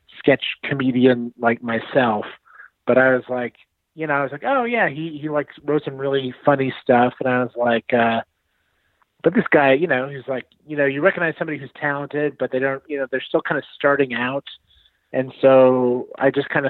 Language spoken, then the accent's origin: English; Westchester, New York, United States; I'm just like from Westchester, which is like 45 minutes north.